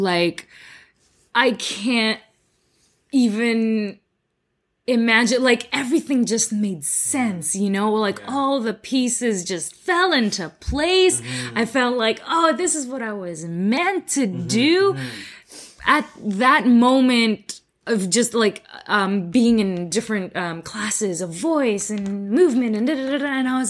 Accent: Philippines; accent: Filipino; English is a second language; now in Canada; I've worked on my accent because I had a really heavy Filipino accent when I first got here.

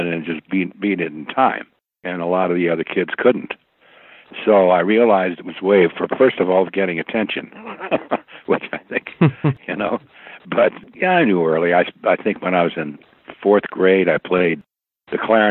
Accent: suburban New York, United States; also born or lived in Bonne Terre, Missouri / Connecticut; I essentially grew up in suburban New York

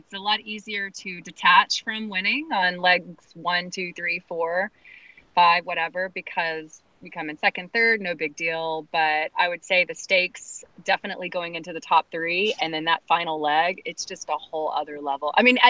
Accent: Austin, Texas, United States; we're from Texas. We're from Austin.

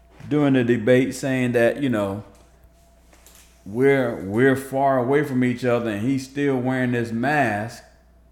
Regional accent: New Jersey, United States; New Jersey, which, by the way, is my hometown, home state

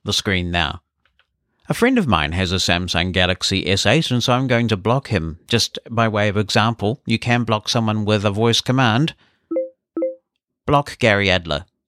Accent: New Zealand

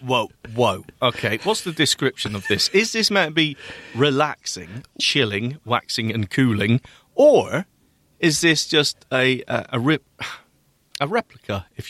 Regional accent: Bristol, South West England, United Kingdom; Made in my hometown. I used to go to school next to the fries factory in Brislington in Bristol.

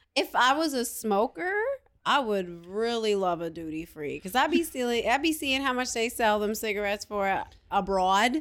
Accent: New York, United States; I'm a New Yorker

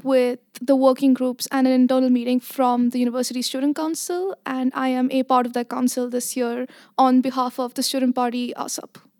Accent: Abu Dhabi, United Arab Emirates; now in Netherlands; So I grew up in Abu Dhabi, but mm-hmm. ethnically I am Indian.

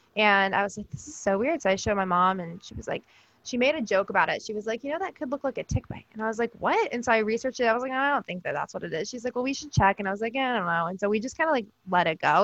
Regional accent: Georgia, United States; now in Pennsylvania, United States; I was actually born and raised in Georgia

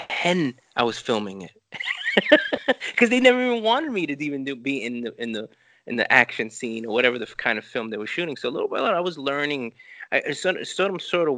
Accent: New York City, New York, United States; first language Spanish; English is a second language; I grew up in Lower East Side. I grew up in Chinatown

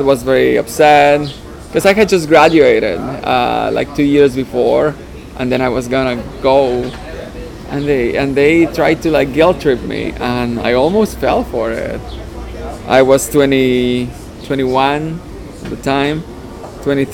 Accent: Mexico; English is a second language; moved away as an adult; now in Toronto, Canada; I grew up in Mexico.

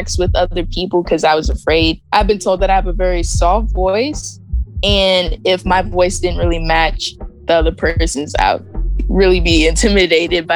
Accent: Clinton, Maryland, United States; I grew up in Clinton, Maryland

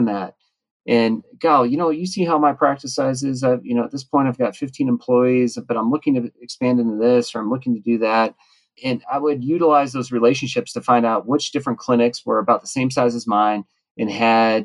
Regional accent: Reno, Nevada, United States; my hometown Reno

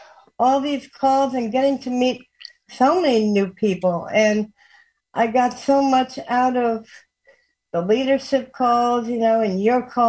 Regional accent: New York, United States; moved away; I'm originally from New York.

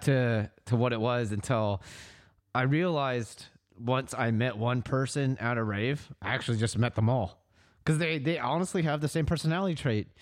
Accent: Fairfield, California, United States; we both grew up in Fairfield

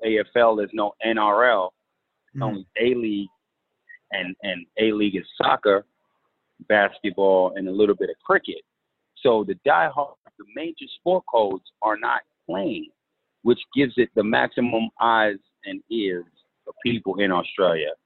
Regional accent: New York City, New York, United States; moved away as an adult; also born or lived in Kansas City, Missouri / Alabama; I'm from New York City

